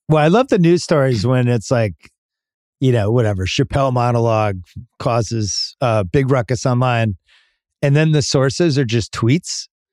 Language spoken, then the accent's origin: English; Massachusetts, United States; growing up in Massachusetts